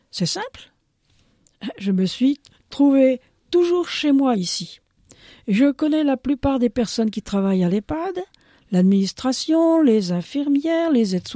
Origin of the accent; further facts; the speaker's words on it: Burkina Faso; also born or lived in France; Mais eh française aussi, hein. N'oublie pas de le dire quand même. deuxième nationalité, je suis burkinabé.